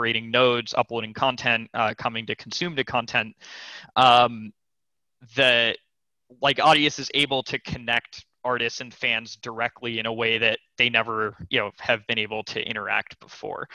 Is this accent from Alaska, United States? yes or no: no; McLean, Virginia, United States; also born or lived in Los Angeles, California; my family moved to the Washington, D.C. suburbs, McLean, Virginia, in the Virginia side of the D.C. suburbs. And that's actually where I kind of did most of my growing up